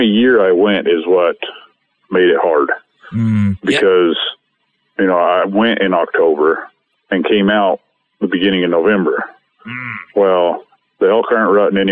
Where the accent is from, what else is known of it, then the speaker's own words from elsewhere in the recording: Montana, United States; my home state of Montana